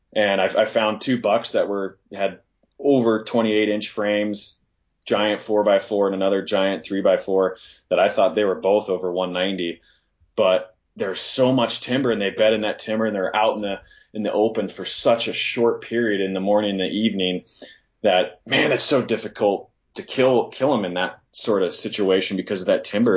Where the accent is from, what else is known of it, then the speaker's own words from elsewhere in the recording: Northwest Montana, United States; moved away; coming from Northwest Montana, I grew up in the Platte Valley